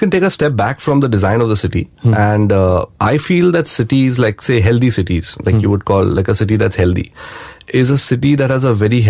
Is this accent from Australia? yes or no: no; India; I'm an Indian, but I'm also from Bombay.